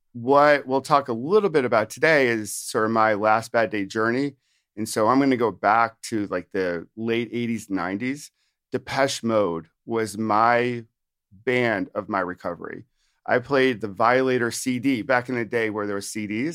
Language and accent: English; upstate New York, United States; moved away as an adult; also born or lived in Virginia / Washington, D.C.; now in New Jersey, United States; I'm from New Jersey, but actually f, from originally upstate New York.